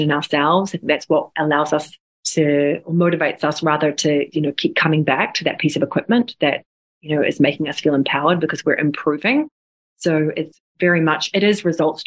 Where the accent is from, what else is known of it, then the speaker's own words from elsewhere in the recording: New Zealand; moved away; I'm originally from New Zealand